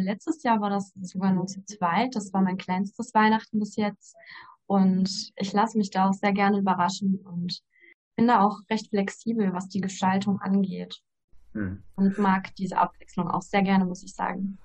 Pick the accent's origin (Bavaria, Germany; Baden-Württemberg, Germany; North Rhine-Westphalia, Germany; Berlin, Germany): North Rhine-Westphalia, Germany; Ruhr area; Ich komme aus dem Ruhrgebiet, bin 26 Jahre alt